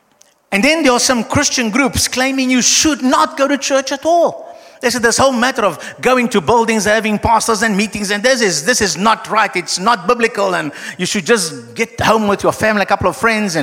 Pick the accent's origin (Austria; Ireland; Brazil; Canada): Brazil; I'm Brazilian, okay, I'm South American, I'm Latino, I'm Latin